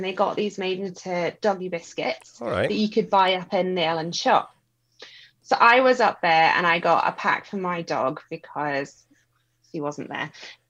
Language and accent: English; Scotland, United Kingdom; I'm Scottish.